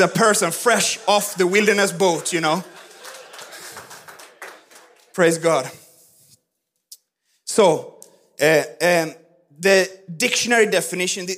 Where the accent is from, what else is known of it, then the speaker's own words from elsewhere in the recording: Sweden; moved away; I grew up in Swedish Pentecostal church